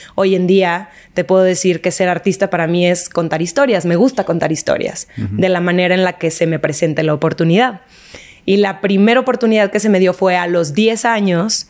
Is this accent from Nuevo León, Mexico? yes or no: yes; Monterrey, Nuevo León, Mexico; moved away; also born or lived in Argentina; Soy regia, nací en Monterrey, toda mi familia está allá, menos mi hermano.